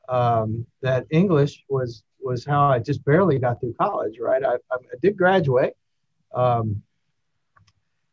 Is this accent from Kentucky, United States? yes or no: yes; Kentucky, United States; I'm from Kentucky